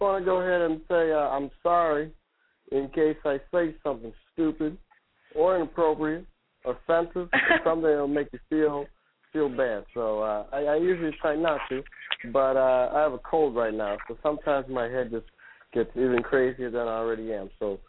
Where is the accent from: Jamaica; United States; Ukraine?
Ukraine; I'm Ukrainian, but I think I've made chicken adobo more than I've done it, made borscht or anything associated with being Russian or Ukrainian.